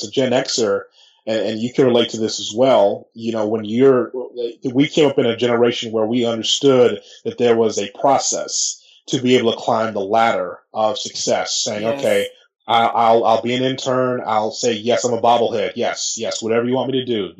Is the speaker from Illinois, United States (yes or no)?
yes; Chicago, Illinois, United States; I'm from Chicago, so it's my hometown.